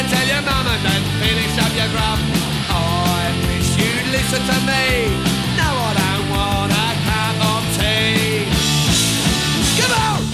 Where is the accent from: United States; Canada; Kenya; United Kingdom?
United Kingdom; we're British.